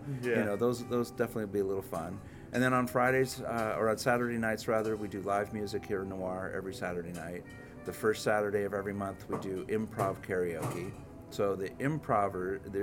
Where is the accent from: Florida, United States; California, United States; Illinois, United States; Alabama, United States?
California, United States; Los Angeles; moved away as an adult; also born or lived in New York City; now in Oklahoma City, United States; I'm originally from Los Angeles, and for me it's kind of fun because my uncle worked for Paramount Pictures in Hollywood. I grew up looking at the Hollywood sign